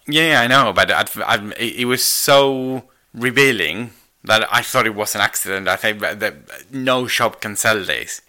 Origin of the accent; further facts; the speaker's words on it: Argentina; moved away; I'm Argentinian